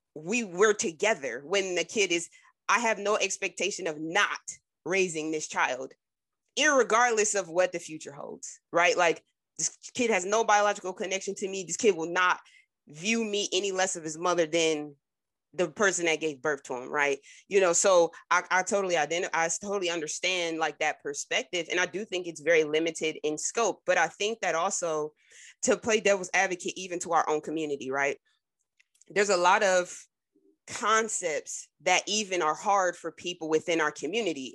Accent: New Jersey, United States; I'm from Jersey

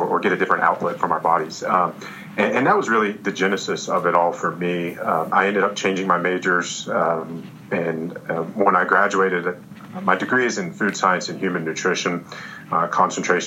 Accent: Roanoke, Virginia, United States; also born or lived in New York; my hometown, Roanoke, Virginia

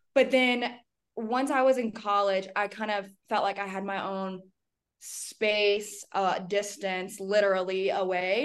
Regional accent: Alabama, United States; also born or lived in Birmingham, Alabama; now in Denver, United States; born and raised in Alabama

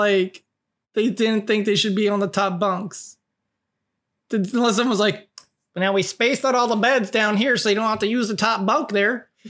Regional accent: West Coast, United States; also born or lived in California / Washington State; so Michigan, and like my family's in Illinois and Wisconsin, so. But I was raised basically like on the West Coast from like California and Washington State.

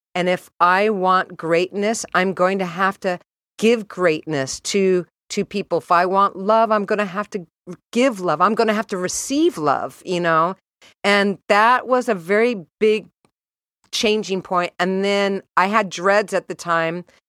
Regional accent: San Diego, California, United States; moved away as an adult; also born or lived in San Francisco; I was raised in San Diego

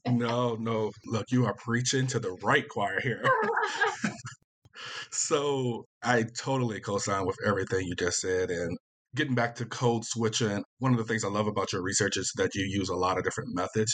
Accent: Virginia, United States; I'm from Virginia, so I'm, you know, consider myself Southern as well

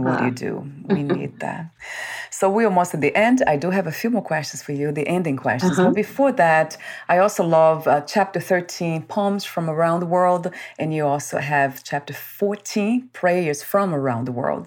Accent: Brazil; I was born in Brazil

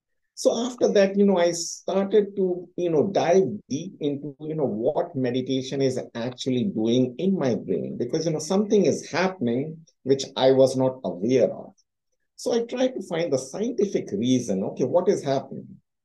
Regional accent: India; moved away; I came from India

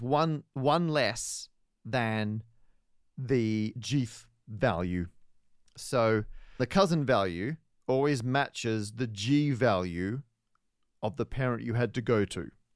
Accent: Perth, Western Australia, Australia; moved away; my hometown of Perth, W A.

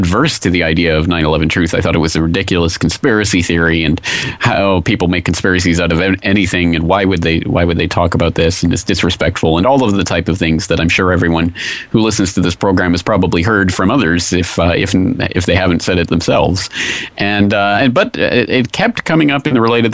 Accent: Canada; moved away as an adult; now in Japan; I'm a Canadian citizen. I live in Japan

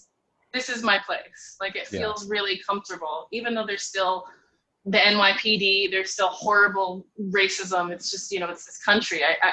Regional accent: Ohio, United States; moved away as an adult; now in New York City, United States; I'm from a really suburban town in Ohio and I've always been othered.

